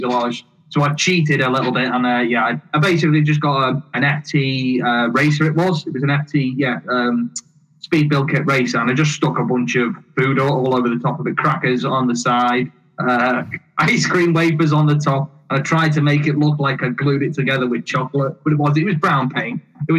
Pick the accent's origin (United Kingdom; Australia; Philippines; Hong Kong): United Kingdom; accent: half Welsh, half Scouse; also born or lived in Caernarfon, Wales / Liverpool; now in between Liverpool and Manchester, United Kingdom; I'm between Liverpool and Manchester. That's not where my accent comes from. So my accent comes from my mother was Welsh. My father, he was a Liverpudlian. So it's half Taff, it's half Scouse.